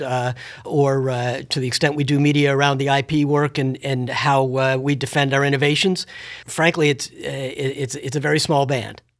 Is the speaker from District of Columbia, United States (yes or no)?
yes; Washington, District of Columbia, United States; having been born and raised in Washington, D.C.